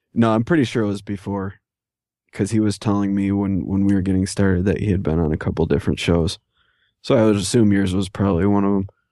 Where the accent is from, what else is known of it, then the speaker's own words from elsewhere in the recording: New York, United States; I've even been raised on by people from other parts of New York for the way I talk